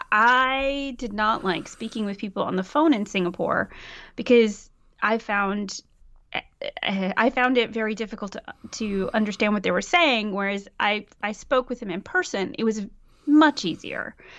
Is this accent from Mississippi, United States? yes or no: yes; Mississippi, United States; now in Aarhus, Denmark; I am from Mississippi, and I live in Aarhus, Denmark.